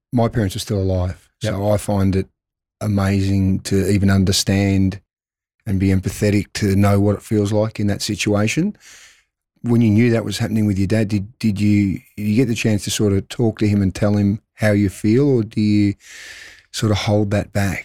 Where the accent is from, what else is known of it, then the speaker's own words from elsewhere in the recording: Melbourne, Victoria, Australia; moved away as an adult; now in Adelaide, Australia; I grew up in Melbourne, and I came over here